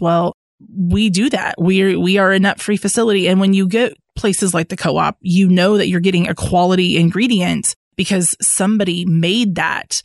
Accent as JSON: {"language": "English", "town": "Ames", "region": "Iowa", "country": "United States", "tie": "born or raised there", "moved": "as an adult", "lives_now": "Fayetteville, United States", "said": "I am originally from Ames, Iowa, and I moved down to Fayetteville for a career opportunity the winter of 2014."}